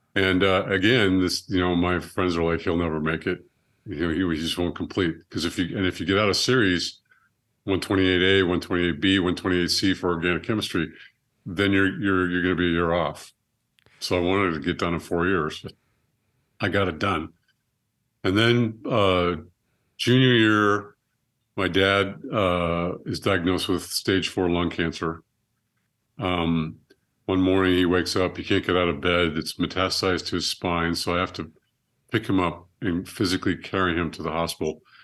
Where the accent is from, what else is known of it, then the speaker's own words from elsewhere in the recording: Monterey, California, United States; had me in Monterey, California, held me for ten days